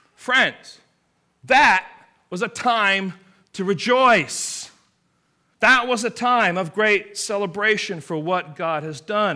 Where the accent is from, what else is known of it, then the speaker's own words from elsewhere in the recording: England, United Kingdom; moved away; I am from England. I grew up in England